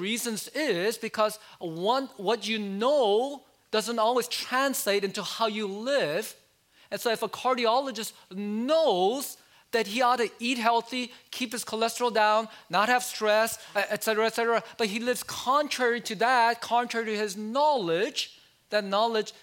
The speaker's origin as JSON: {"language": "English", "country": "United States", "tie": "born or raised there", "said": "I like many Asian Americans growing up in America"}